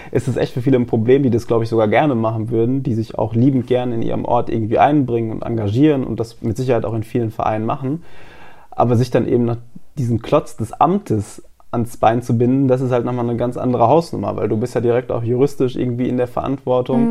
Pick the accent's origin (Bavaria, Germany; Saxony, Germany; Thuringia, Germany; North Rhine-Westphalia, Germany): North Rhine-Westphalia, Germany; moved away; meiner Heimat in Nordrhein-Westfalen